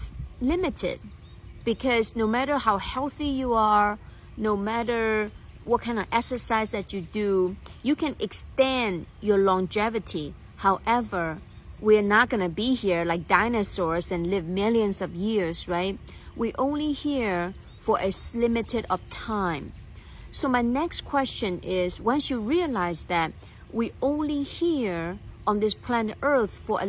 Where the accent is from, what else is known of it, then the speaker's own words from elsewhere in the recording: China; When I grew up in China